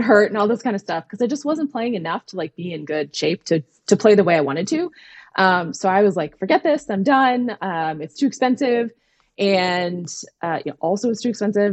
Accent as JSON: {"language": "English", "region": "Minnesota", "country": "United States", "tie": "born or raised there", "moved": "yes", "lives_now": "Pennsylvania, United States", "said": "I grew up in Minnesota"}